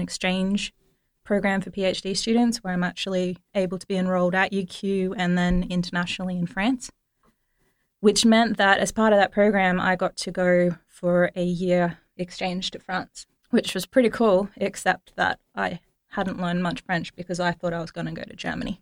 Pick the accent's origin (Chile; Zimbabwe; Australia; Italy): Australia; as an Australian student